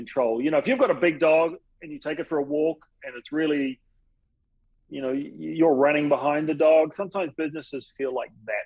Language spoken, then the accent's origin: English; New Zealand; now in Houston, United States; I'm originally from New Zealand, but Houston's home now.